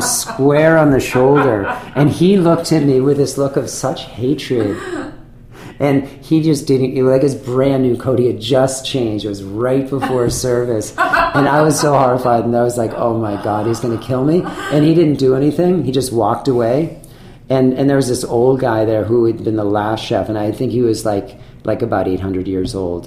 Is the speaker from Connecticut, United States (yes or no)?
no; Manchester-by-the-Sea, Massachusetts, United States; also born or lived in France; now in San Francisco, United States; I grew up in Manchester, which is a small town on the north coast of, um, of Massachusetts